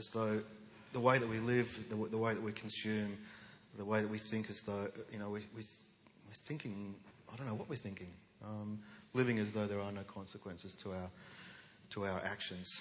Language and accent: English; Western Australia, Australia; We grew up in a state that was a no account state. You know, we're on the wrong side of the wrong country in the wrong hemisphere